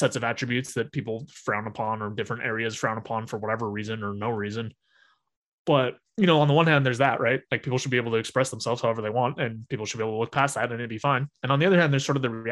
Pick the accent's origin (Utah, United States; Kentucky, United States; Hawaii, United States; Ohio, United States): Utah, United States; growing up in Utah, where it's relatively conservative everywhere